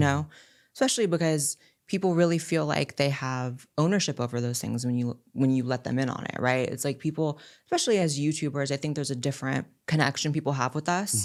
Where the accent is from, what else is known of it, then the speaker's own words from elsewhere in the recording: California, United States; I was born and raised in California, which is very, very liberal